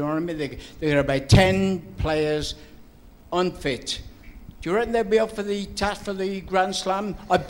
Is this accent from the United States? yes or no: no; England, United Kingdom; now in Wales, United Kingdom; As an Englishman, I've been here 45 years. I brought two boys up as Welsh. You know what I mean? But I'm an Englishman through and through.